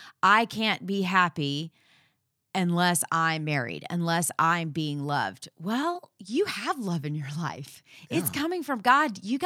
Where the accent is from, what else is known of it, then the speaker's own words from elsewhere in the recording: Texas, United States; Because we're from Texas. We holler.